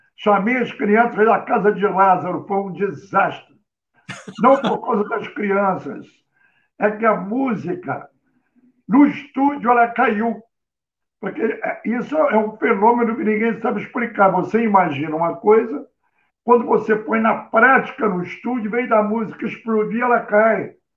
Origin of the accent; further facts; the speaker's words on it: Rio de Janeiro, Brazil; eu morava num bairro Modesto do Rio, onde eu nasci, onde eu vivi 30 anos